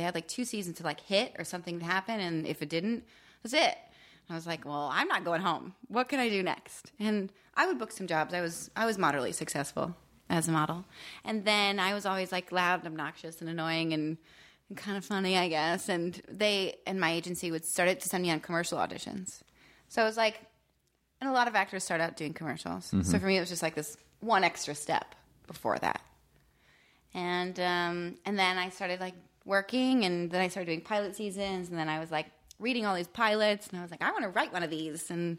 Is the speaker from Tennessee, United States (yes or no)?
no; Benton, Pennsylvania, United States; I was raised in Pennsylvania.